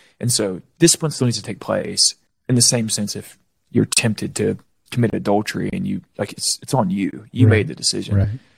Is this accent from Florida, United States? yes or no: yes; Florida, United States; I grew up in Florida. We swam nonstop.